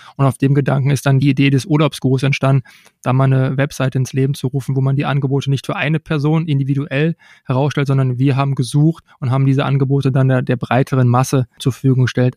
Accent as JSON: {"language": "German", "town": "Unna", "region": "North Rhine-Westphalia", "country": "Germany", "tie": "born or raised there", "said": "Ich komme gebürtig aus Unna, aus dem Kreis Unna, bin hier 1985 geboren"}